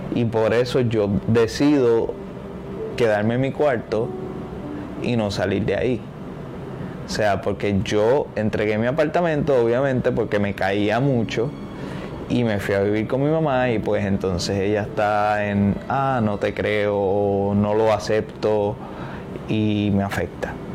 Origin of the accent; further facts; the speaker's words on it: Cataño, Puerto Rico; soy de Cataño